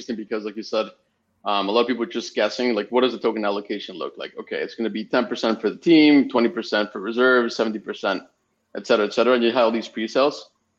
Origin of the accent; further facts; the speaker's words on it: Spain; also born or lived in Mexico; And I'm originally from Spain. My parents are living in Mexico. I was raised in Mexico for a bit. And I ended up studying in Canada.